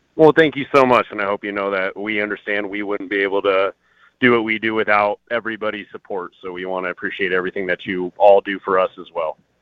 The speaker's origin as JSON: {"language": "English", "town": "Colorado Springs", "region": "Colorado", "country": "United States", "tie": "born or raised there", "said": "I was born and raised in Colorado Springs"}